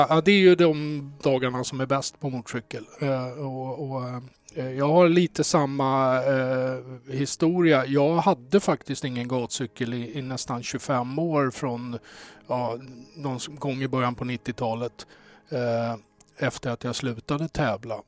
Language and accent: Swedish; Stockholm, Stockholm County, Sweden; ursprungligen Söderkis